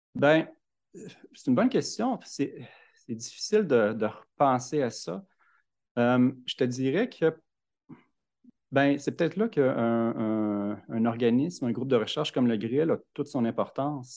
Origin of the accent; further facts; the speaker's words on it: Louiseville, Quebec, Canada; also born or lived in Montreal; je né à Montréal, mais j'ai déménagé très, très tôt. Puis j'ai grandi à Louisville, sur le bord du lac Saint-Pierre